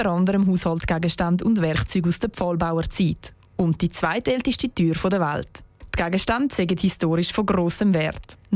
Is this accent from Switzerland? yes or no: yes; Fehraltorf, Zurich, Switzerland; bin 14. Ich bin gebeten worden, euch mein Heimatdorf vorzustellen. Und ich werde sehen, dass ich in einem ganz speziellen und schönen Dorf wohne.